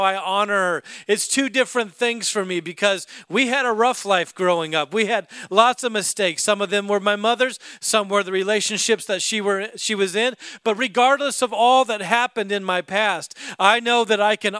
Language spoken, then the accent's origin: English; Alaska, United States; I was raised in Alaska